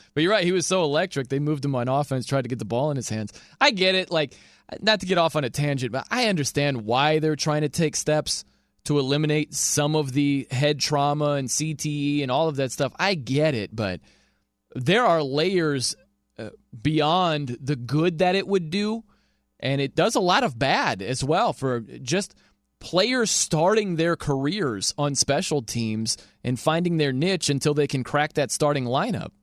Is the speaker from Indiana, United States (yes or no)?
yes; South Bend, Indiana, United States; I am from South Bend, Indiana